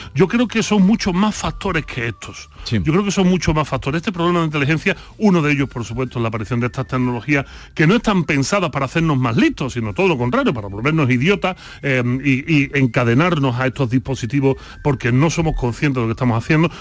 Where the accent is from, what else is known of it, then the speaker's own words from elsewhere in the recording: Spain; como buen filósofo español